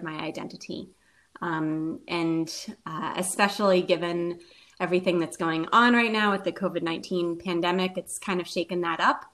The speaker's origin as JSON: {"language": "English", "town": "Nashville", "region": "Tennessee", "country": "United States", "tie": "born or raised there", "also_born_or_lived": "Indiana", "moved": "as an adult", "lives_now": "Louisville, United States", "said": "So I grew up in Nashville, Tennessee. I was raised there."}